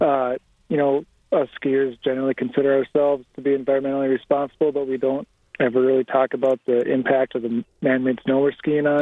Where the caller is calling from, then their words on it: Minneapolis, Minnesota, United States; I'm calling from Minneapolis, Minnesota